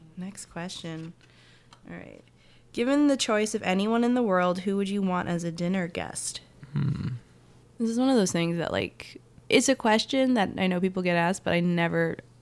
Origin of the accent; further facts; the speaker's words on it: New Jersey, United States; also born or lived in New York; I'm from New Jersey, uh, so I just grew up around there